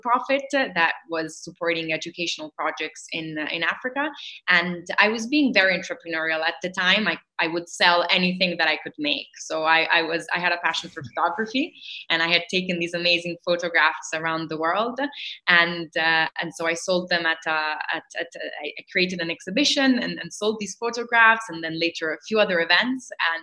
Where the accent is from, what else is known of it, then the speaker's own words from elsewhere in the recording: Rome, Lazio, Italy; we were growing up in Rome